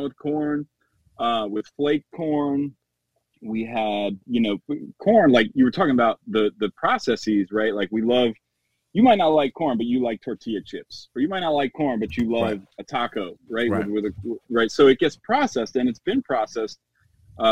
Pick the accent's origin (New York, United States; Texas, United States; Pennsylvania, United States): New York, United States; moved away as an adult; now in Washington, D.C., United States; I'm originally from New York. I moved to D.C. in 2006.